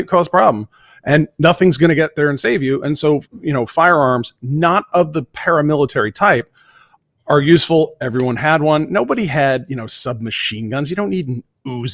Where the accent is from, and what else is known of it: Vermont, United States; born or raised there; moved away